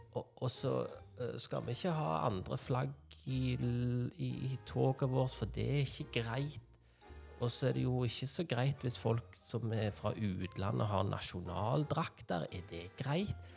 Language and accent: Norwegian; Norway